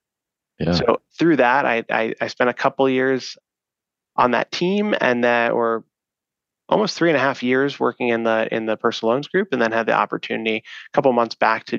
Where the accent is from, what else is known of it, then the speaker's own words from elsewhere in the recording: East Coast, United States; now in Chicago, United States; I'm from the East Coast, so I joke that it's the Midwestern values here. We're based in Chicago, so in the Chicago area.